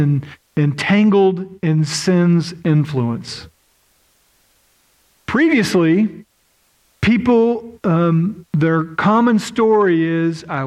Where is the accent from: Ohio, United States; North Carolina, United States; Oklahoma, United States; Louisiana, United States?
Oklahoma, United States; moved away; I grew up in Oklahoma, and in Oklahoma, we have around 600 tornadoes a year.